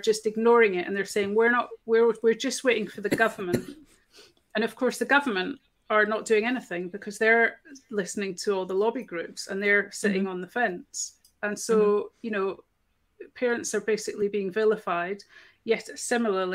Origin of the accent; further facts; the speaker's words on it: Scotland, United Kingdom; I'm Scottish